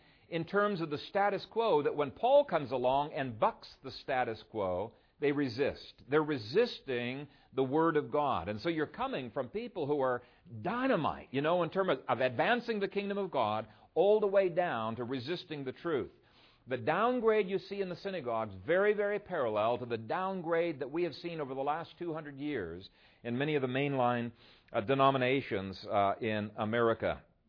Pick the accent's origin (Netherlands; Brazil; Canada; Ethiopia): Ethiopia; I grew up in Ethiopia, and we had to study a little bit of the history of Ethiopia.